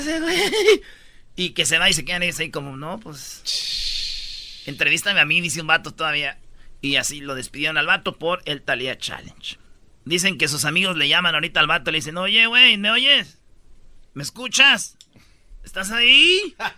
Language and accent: Spanish; Jiquilpan, Michoacán, Mexico; moved away; mi pueblo, Jiquilpan, Michoacán